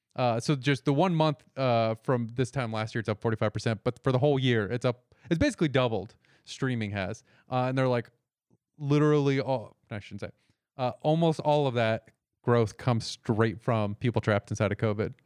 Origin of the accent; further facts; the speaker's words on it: Florida, United States; moved away; I grew up in Florida where everybody also got surgery